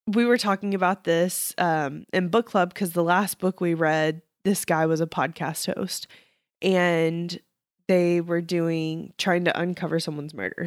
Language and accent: English; Texas, United States; being a Texan